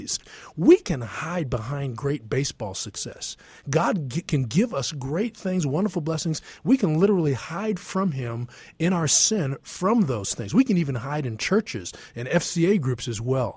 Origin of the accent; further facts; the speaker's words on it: East Coast, United States; when I was growing up on the East Coast